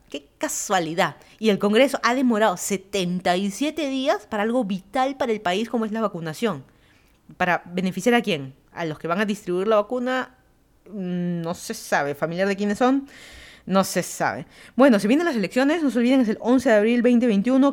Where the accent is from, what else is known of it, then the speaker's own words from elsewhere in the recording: Lima, Peru; moved away as an adult; also born or lived in Miami, Florida; now in Fairfax County, Virginia, United States; yo soy de Lima, Perú. Me mudé a Estados Unidos, llevan a ser ya cuatro años casi